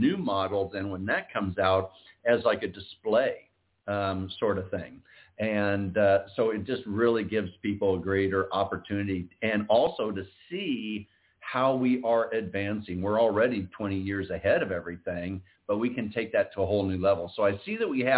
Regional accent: Iowa, United States; we're both originally from Iowa

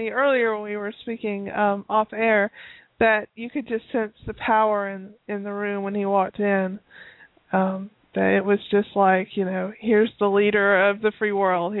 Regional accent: Tennessee, United States; I'm from Tennessee originally, but I haven't lived in Tennessee in about 11 years.

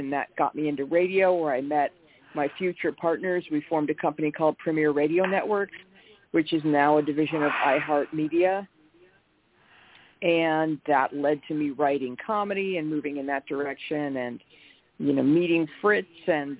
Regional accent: Buffalo, New York, United States; now in Los Angeles, United States; I grew up in Buffalo, New York, and I dreamed of growing up and moving out to Los Angeles.

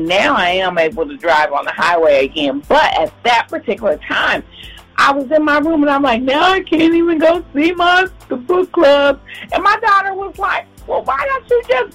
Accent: Ohio, United States; moved away; also born or lived in Charlotte, North Carolina; I'm from Ohio

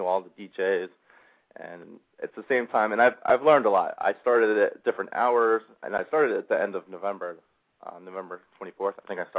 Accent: Levittown, Pennsylvania, United States; And Jack, I'm from Levittown. It's one of those things, if you ever get out, you never go back.

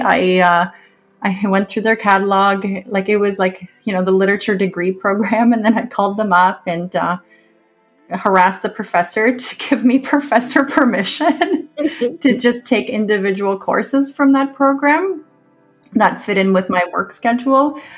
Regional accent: Canada; I am a Canadian author.

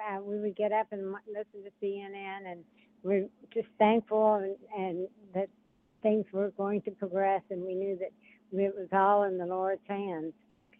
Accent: Augusta, Georgia, United States; and we're from Augusta, Georgia.

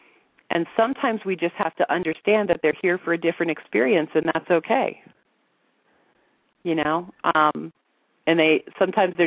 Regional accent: the Bible Belt, United States; moved away as an adult; now in Sedona, United States; I grew up in the Bible Belt.

